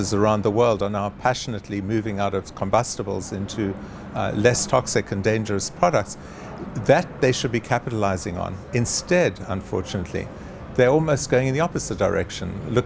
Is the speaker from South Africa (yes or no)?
yes; South Africa; as a South African